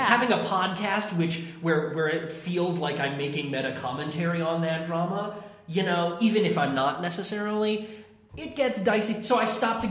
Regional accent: Kennebunk, Maine, United States; also born or lived in Bar Harbor, Maine; I grew up in Kennebunk, Maine. I was born in, like, Bar Harbor, but I don't remember it at all

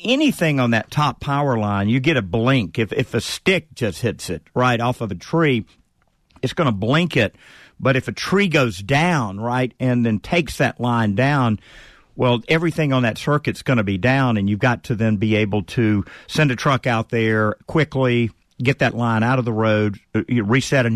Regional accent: Southern United States, United States; accent: Southern; being a Southerner and having a Southern accent, we are looked down upon

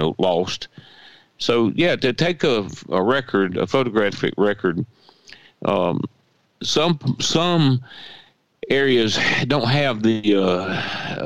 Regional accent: Emanuel County, Georgia, United States; I grew up in Emanuel County and lived here all my life.

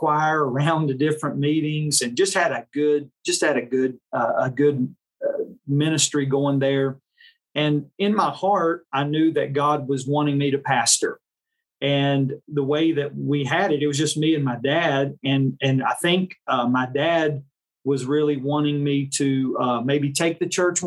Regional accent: Mocksville, North Carolina, United States; moved away as an adult; also born or lived in West Virginia; now in Simpsonville, United States; Came in the spring of 2016 from Trinity Baptist Church in Mocksville, North Carolina, where I grew up in North Carolina. I was born in West Virginia.

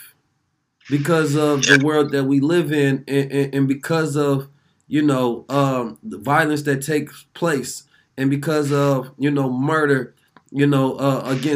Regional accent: Oakland, California, United States; also born or lived in St. Louis, Missouri; I'm from Oakland, California

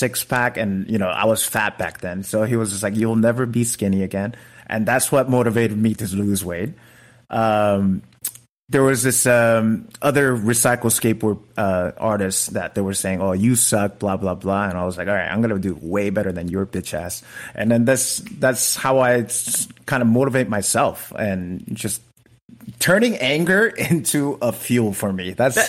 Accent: United States; I'm Korean American.

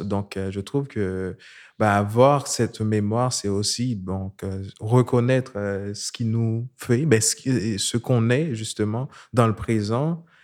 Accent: Haiti; moved away as an adult; now in Montreal, Canada; je viens d'Haïti, euh, je vis à Montréal depuis 2011

